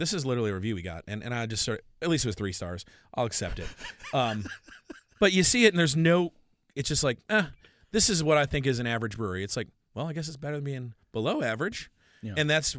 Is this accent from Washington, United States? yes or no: yes; Washington, United States; Oh, they don't have, you know, I'm from Washington State.